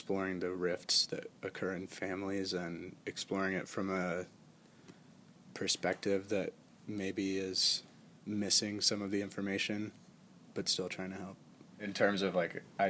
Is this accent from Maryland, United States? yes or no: yes; Frostburg, Maryland, United States; I was born in Frostburg, Maryland, which is in the mountains of Maryland, like in the Appalachian Mountains.